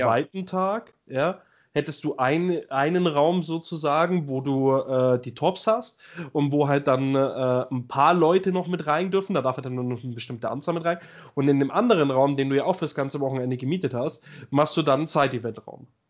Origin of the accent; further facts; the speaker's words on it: Germany; bei uns in Deutschland